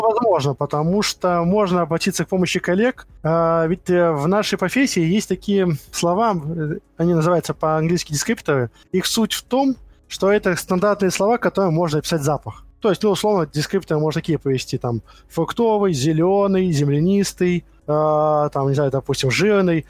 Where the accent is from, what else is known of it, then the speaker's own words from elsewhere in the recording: Moscow, Russia; Родился в Москве в 1987 году